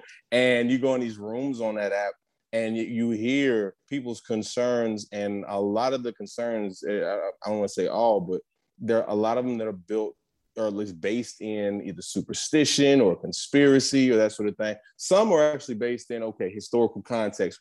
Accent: New Jersey, United States; also born or lived in West Philadelphia, Pennsylvania; I was born in West Philly, raised in South Jersey

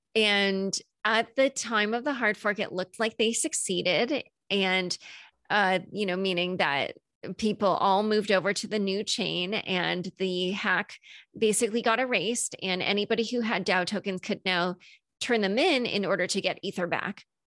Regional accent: United States; as an American

